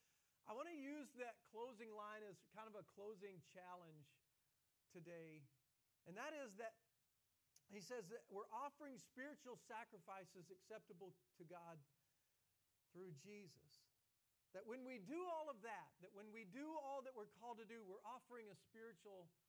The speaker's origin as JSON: {"language": "English", "region": "the South", "country": "United States", "said": "I'm from the South"}